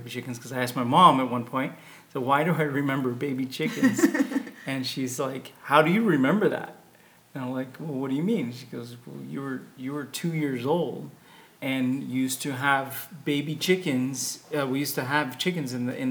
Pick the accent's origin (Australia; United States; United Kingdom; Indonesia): United States; Homestead, Florida; I was born in Homestead, Florida, on the Air Force Base. Father's military